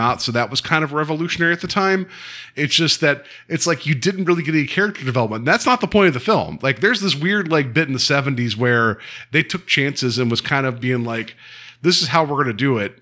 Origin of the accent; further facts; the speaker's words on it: West Virginia, United States; I grew up in Western Virginia